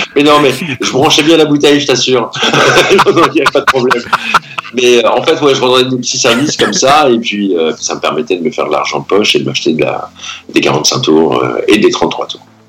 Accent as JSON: {"language": "French", "town": "Pacy-sur-Eure", "region": "Normandy", "country": "France", "tie": "born or raised there", "said": "je suis né à Passy, j'ai grandi à Passy-sur-Eure"}